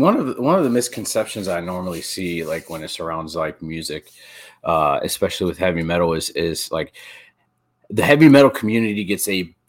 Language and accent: English; Erie, Pennsylvania, United States; Yeah, I grew up in Erie, and I had a bunch of friends.